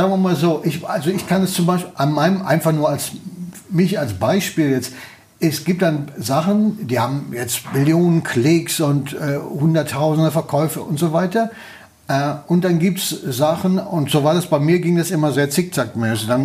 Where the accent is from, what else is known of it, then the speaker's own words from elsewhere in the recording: Münster, North Rhine-Westphalia, Germany; ich bin in, äh, äh, in der Nordstadt geboren im evangelischen Krankenhaus und äh, habe äh, ähm, ähm, die ersten drei Jahre meines Lebens